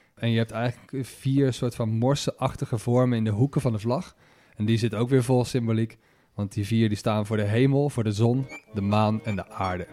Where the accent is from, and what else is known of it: Netherlands